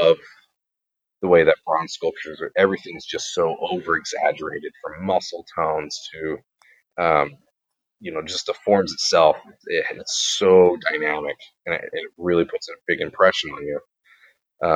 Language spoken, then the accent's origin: English; Reedsport, Oregon, United States; Reedsport, which I know it's my hometown